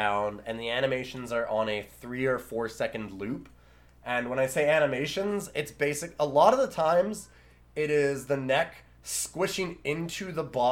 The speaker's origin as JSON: {"language": "English", "country": "Canada", "said": "I'm from Canada."}